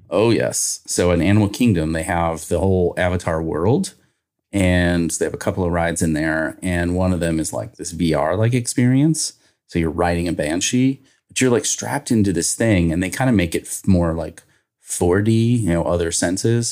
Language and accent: English; Northern Kentucky, United States; I grew up in Northern Kentucky, right across from Cincinnati